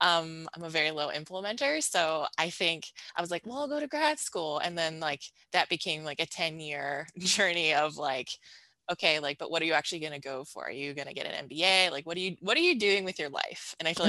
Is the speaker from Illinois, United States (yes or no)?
no; Buffalo, New York, United States; moved away as an adult; also born or lived in Ohio; I grew up outside of Buffalo, New York in a rural suburb, and then headed out to undergrad at Denison University, which is right outside of Columbus, Ohio.